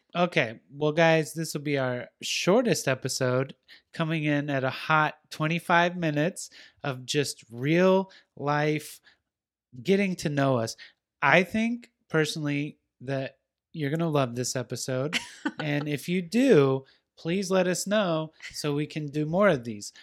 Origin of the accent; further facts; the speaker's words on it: West Coast, United States; I'm from the West Coast